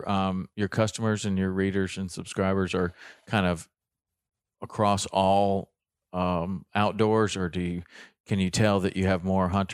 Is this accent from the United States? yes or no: yes; Tennessee, United States; it really looked a lot like the area that I grew up in Tennessee.